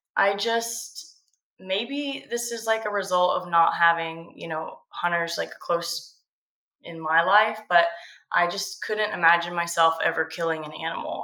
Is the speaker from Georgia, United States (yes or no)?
yes; Georgia coast, United States; I grew up on the Georgia